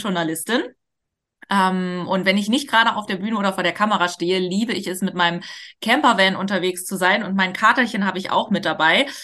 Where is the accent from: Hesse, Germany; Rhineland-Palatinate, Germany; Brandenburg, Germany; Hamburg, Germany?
Hamburg, Germany; ich komme auch aus Hamburg